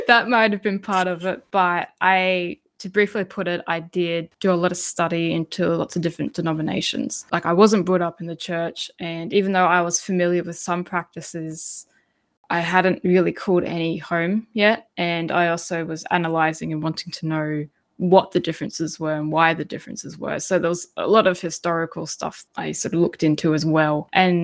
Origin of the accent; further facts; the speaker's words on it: Hervey Bay, Queensland, Australia; now in Gympie region, Australia; I grew up in Harvey Bay